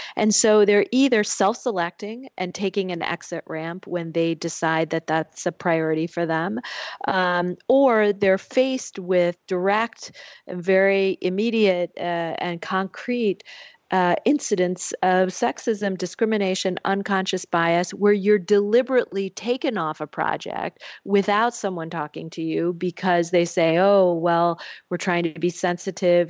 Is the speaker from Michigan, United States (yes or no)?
yes; Michigan, United States; moved away; my home state of Michigan